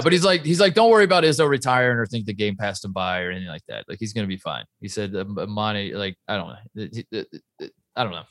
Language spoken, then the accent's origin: English; Brownsburg, Indiana, United States; moved away; Brownsburg, my hometown